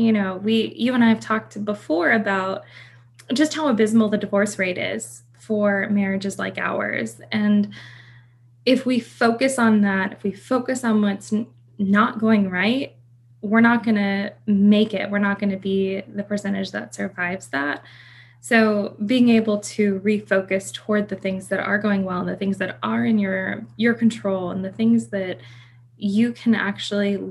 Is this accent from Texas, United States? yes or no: yes; Texas, United States; I am from Texas.